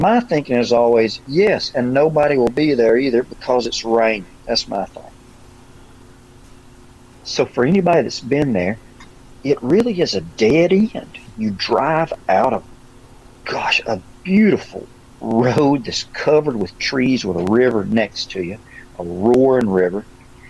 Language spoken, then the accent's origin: English; Alabama, United States; accent: Alabama; my Alabama accent